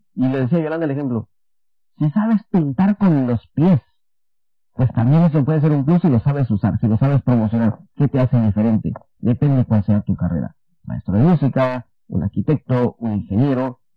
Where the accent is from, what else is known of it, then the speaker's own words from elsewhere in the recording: Guatemala; now in Taiwan; Yo soy de Guatemala.